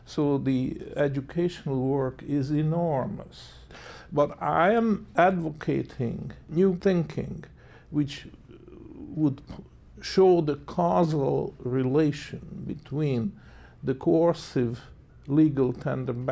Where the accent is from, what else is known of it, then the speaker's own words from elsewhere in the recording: Hungary; moved away as an adult; also born or lived in Canada; I was born in Hungary, and in the fateful year of 1956, when the Soviet troops invaded the country, I decided to emigrated to Canada